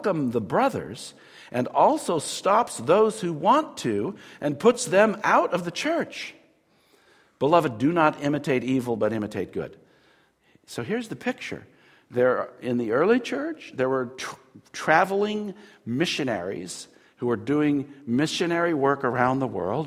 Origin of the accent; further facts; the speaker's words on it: United States; I'm an American